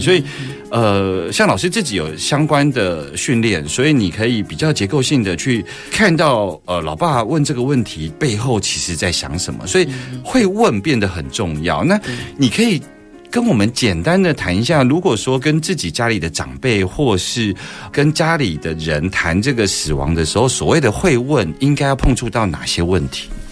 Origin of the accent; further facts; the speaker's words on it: Taiwan; 我们台湾人